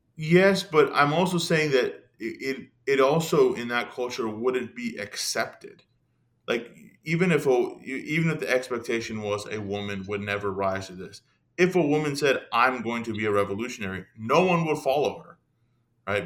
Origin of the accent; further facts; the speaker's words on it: San Jose, California, United States; I was born here in America, converted to Christianity in my teens. When I did, I began to attend an Iranian Christian church that was in my area. I lived in San Jose, California